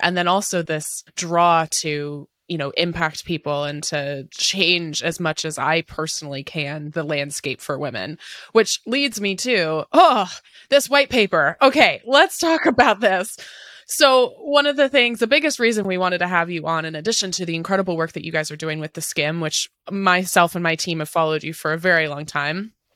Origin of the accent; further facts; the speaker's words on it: Pacific Northwest, United States; I'm in Seattle. I was born and raised in the Pacific Northwest